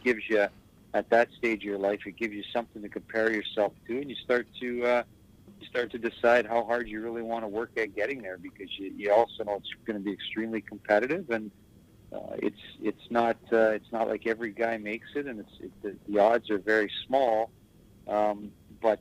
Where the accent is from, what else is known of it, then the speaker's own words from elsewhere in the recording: Toronto, Ontario, Canada; moved away; also born or lived in Windsor, Ontario; We moved up to Toronto, and I grew up in Toronto